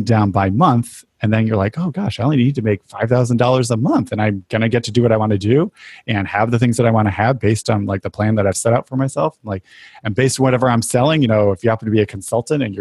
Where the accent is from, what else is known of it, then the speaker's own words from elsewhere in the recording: New England, United States; I grew up in New England